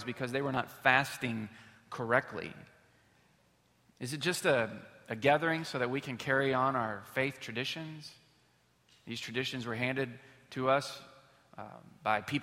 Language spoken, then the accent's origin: English; Houston, Texas, United States; we're from Houston, Texas